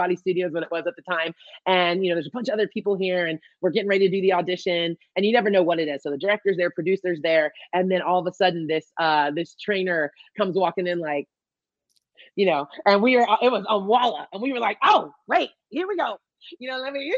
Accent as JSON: {"language": "English", "town": "Bradenton", "region": "Florida", "country": "United States", "moved": "yes", "lives_now": "Ventura, United States", "said": "I am from Florida, from Bradenton, Florida"}